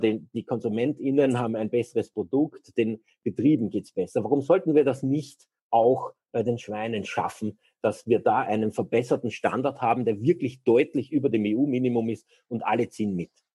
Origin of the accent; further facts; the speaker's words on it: Austria; bei uns in Österreich